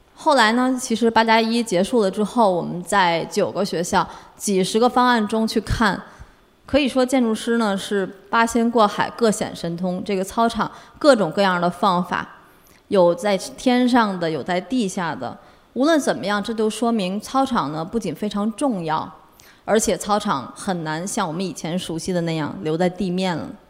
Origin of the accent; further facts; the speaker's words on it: Tianjin, China; 我是天津人，这个是我初中和高中生活了六年的校园，天津一中